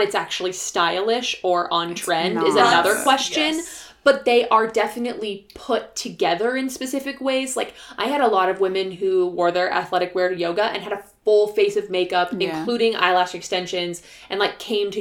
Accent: Iowa, United States; moved away as an adult; also born or lived in Utah; I grew up in Iowa

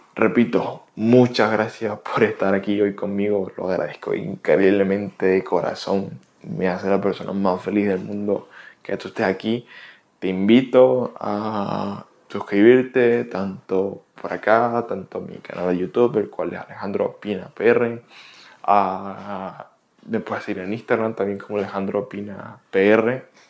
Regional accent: Venezuela; moved away as an adult; now in United States; soy de Venezuela, tengo 22, casi 23 años. Tengo viviendo en Estados Unidos aproximadamente ya casi tres años

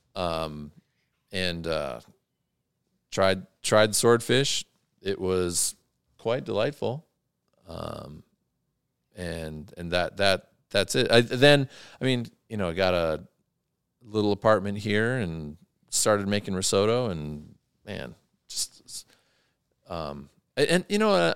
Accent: Athens, Ohio, United States; my hometown of Athens, Ohio

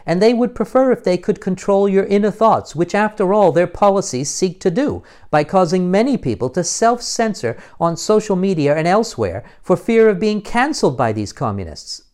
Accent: United States; now in United Kingdom

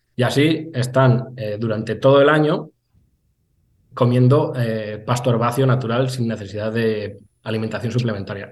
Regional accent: San Benito, Castilla-La Mancha, Spain; also born or lived in Lleida; también pasan por mi pueblo, en la pedanía de San Benito

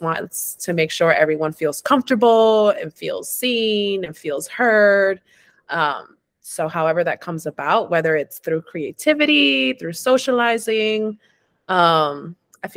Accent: New York City, New York, United States; accent: New York; I've been born and raised in the Bronx. So I am a New York bred and butter

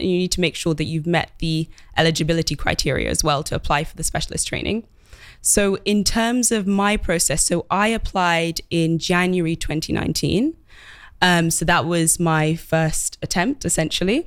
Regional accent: London, United Kingdom; I grew up in London and study-, studied in London as well

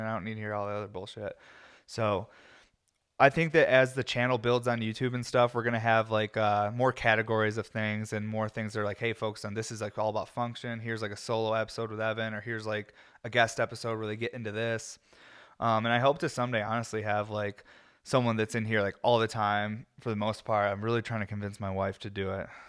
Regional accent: New York, United States; I'm American and I'm from New York

